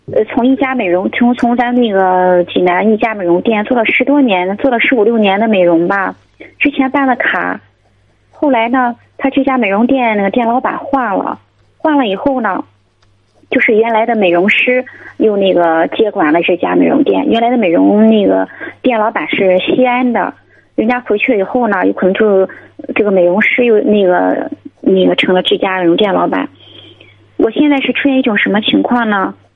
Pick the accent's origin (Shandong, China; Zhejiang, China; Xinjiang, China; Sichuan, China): Shandong, China; Jinan; 我是那个咱济南的